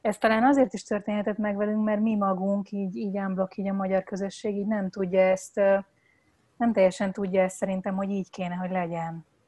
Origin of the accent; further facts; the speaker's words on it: Hungary; nekünk, mint magyar állampolgárnak